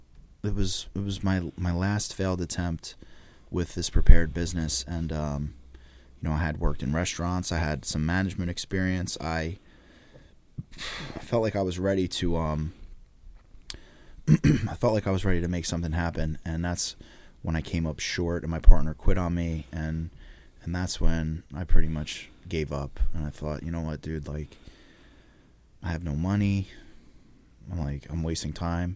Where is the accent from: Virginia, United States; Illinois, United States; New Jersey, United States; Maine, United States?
New Jersey, United States; Laurence Harbor; also born or lived in Old Bridge, New Jersey; where I grew up, and you know, I'm from the Jersey Shore